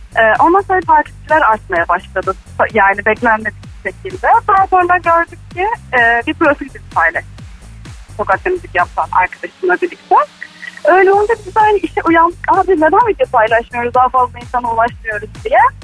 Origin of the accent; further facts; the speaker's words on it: Çeşme, İzmir, Turkey; moved away as an adult; now in Istanbul, Turkey; ben bayağı çeşmeliydim